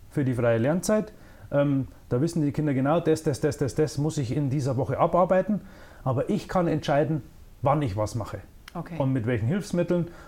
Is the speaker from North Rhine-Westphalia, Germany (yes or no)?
no; Eichstätt, Bavaria, Germany; Also, ich komme ursprünglich aus Eichstätt, ähm, habe auch in Eichstätt studiert